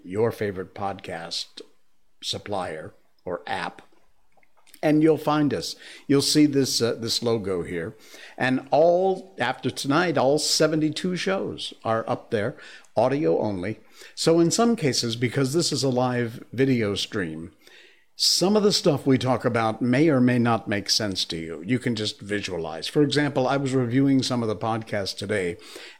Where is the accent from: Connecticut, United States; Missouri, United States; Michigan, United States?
Connecticut, United States; Cornwall; moved away; my hometown, Cornwall, Connecticut